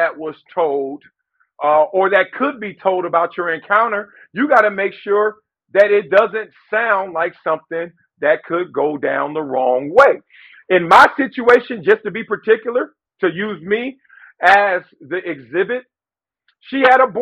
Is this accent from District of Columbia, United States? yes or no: no; Compton, California, United States; I'm from Compton